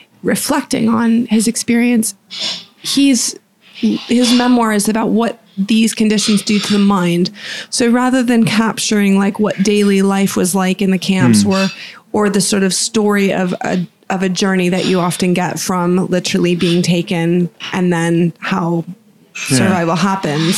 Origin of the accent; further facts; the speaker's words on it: Boca Raton, Florida, United States; when I was in high school and, you know, growing up in Florida near Boca Raton